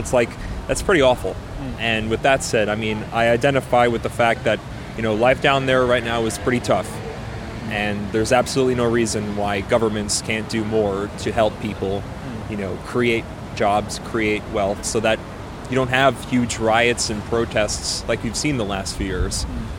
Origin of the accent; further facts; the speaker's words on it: United States; moved away; I'm American, true blue.